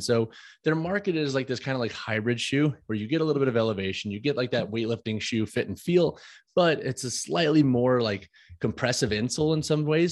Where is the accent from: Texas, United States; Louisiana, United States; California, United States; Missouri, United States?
Missouri, United States; St. Louis; moved away; also born or lived in Long Island; I'm from St. Louis, Missouri